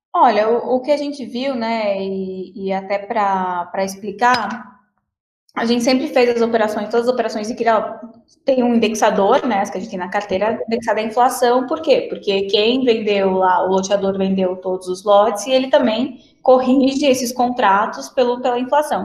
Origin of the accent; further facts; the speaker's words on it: Paraná, Brazil; sou do Paraná